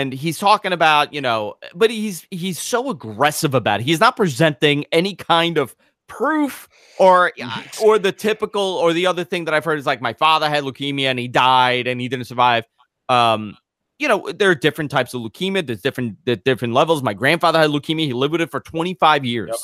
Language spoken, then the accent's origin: English; New York, United States; I grew up in New York